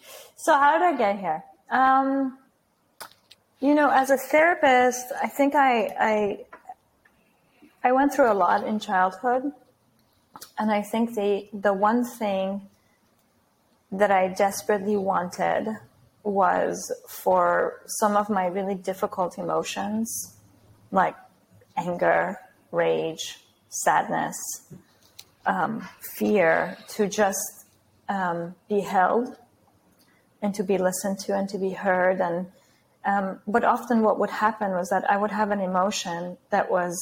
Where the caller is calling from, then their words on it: Lisbon, Portugal; I'm calling from Lisbon, Portugal.